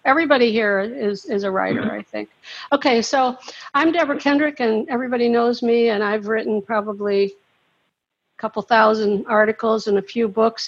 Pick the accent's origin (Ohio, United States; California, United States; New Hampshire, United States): Ohio, United States; Cincinnati; now in St. Petersburg, United States; I'm in St. Petersburg, Florida, but I'm from Cincinnati